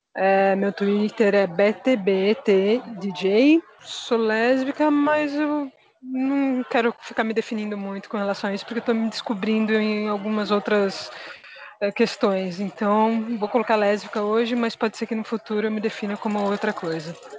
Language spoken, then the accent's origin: Portuguese; São Paulo, Brazil; eu sou de São Paulo